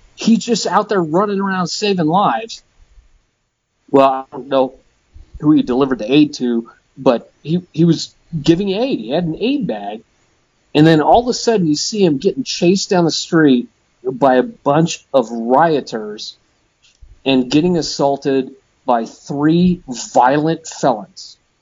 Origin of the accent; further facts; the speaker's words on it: Midwest, United States; I'm from the Midwest.